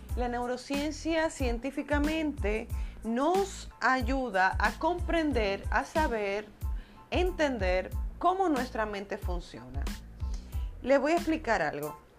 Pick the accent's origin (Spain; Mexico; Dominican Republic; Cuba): Dominican Republic; República Dominicana, que es mi país natal